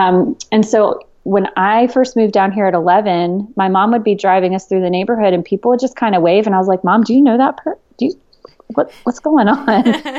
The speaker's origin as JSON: {"language": "English", "town": "Long Island", "region": "New York", "country": "United States", "tie": "born or raised there", "said": "Well, I was born and raised Catholic up in Long Island"}